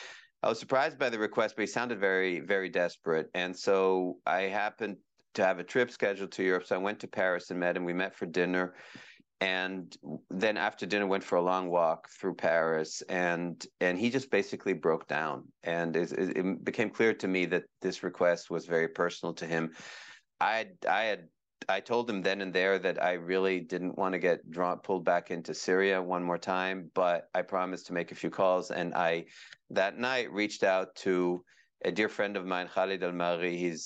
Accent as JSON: {"language": "English", "country": "Israel", "tie": "born there", "also_born_or_lived": "Kenya", "said": "I was born in Israel. I had a lot. I then lived in Kenya as a little boy. My dad was a diplomat, and then back in the Middle East"}